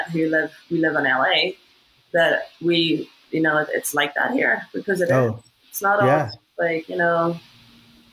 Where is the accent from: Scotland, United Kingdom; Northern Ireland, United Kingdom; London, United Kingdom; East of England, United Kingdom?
Northern Ireland, United Kingdom; moved away as an adult; now in United States; being somebody from Northern Ireland